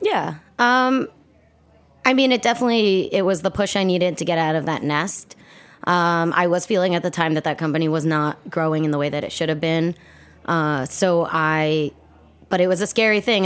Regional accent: New York City, New York, United States; I, uh, was born and raised in New York City, grew up on the Upper West Side

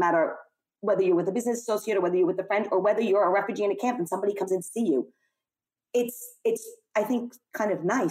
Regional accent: New York City, New York, United States; I'm clearly an American. I was born and raised in Brooklyn

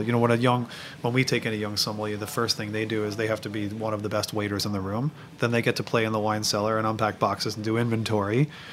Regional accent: New York City, New York, United States; I'm a New Yorker

